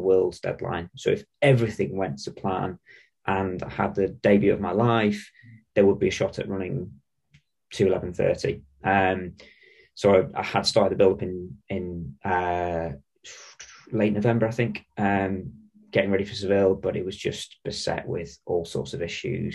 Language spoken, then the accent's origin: English; Sheffield, Yorkshire and the Humber, United Kingdom; I'm from Sheffield